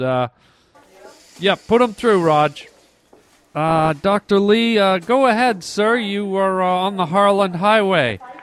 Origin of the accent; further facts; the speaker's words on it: Canada; moved away; I grew I grew up in Canada